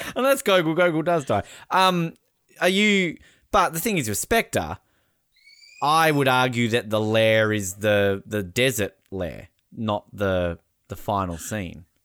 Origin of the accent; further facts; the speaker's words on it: Australia; I'm Australian